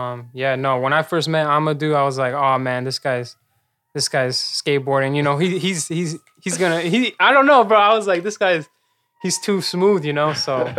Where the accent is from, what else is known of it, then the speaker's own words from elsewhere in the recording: Chicago, Illinois, United States; also born or lived in Elgin, Illinois / Melrose Park, Illinois / Bolingbrook, Illinois; I definitely know Chicago like real well. I grew up on the north side mostly, though. Logan Square, Humboldt Park.